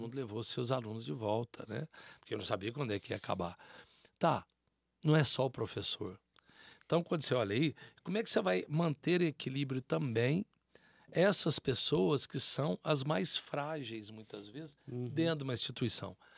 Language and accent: Portuguese; South of Minas Gerais, Brazil; nós somos sul mineiros